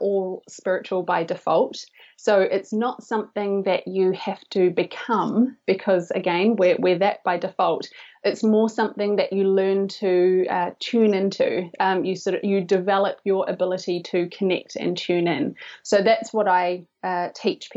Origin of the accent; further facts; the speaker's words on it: New Zealand; I'm from New Zealand.